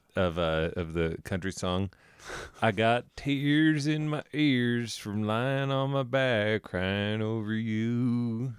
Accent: Denver, Colorado, United States; I grew up in Denver

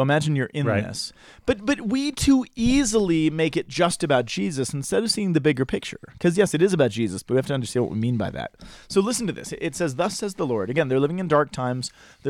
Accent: United States

